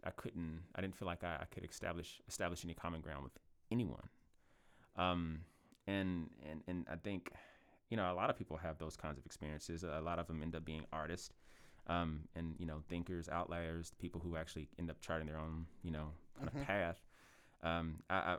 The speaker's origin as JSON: {"language": "English", "town": "Louisville", "region": "Kentucky", "country": "United States", "tie": "born or raised there", "said": "I was born in South Louisville, but I lived a lot of my life in West Louisville, and I've lived just about everywhere in Louisville."}